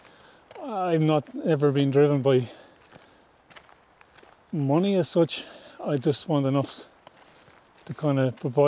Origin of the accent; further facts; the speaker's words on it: near Glendalough, County Wicklow, Leinster, Ireland; moved away; the town and the village I grew up was just outside Glendalough, which is one of the most visited place in Ireland